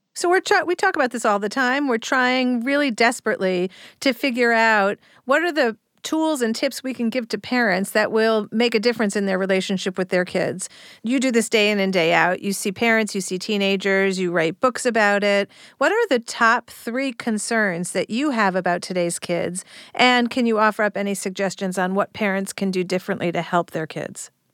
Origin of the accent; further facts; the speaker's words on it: United States; now in Cleveland, United States; I grew up on the Long Island Sound